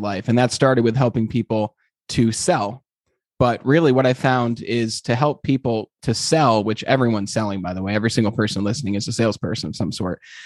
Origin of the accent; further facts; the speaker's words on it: Glens Falls, New York, United States; I'm from from Glens Falls, New York, which, as you know, is a small little town, and uh, it's in upstate New York. And I, you know, grew up wanting to be a lawyer